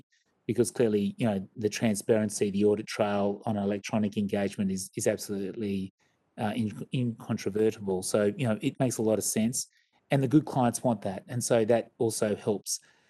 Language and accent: English; Sydney, New South Wales, Australia; So anyway, I'm not a Queenslander, but I certainly don't support the Maroons or the Reds and all these sporting teams, but certainly lots of friends and family in Queensland, but I think of myself as a Sydney sider.